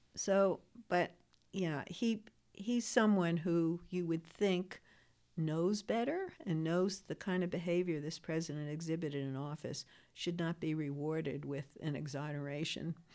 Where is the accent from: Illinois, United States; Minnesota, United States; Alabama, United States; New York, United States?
New York, United States; New York City; I'm from Queens, New York